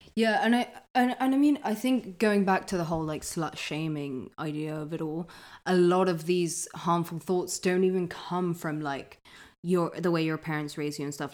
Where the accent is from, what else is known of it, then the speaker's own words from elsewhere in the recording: London, United Kingdom; I grew up in London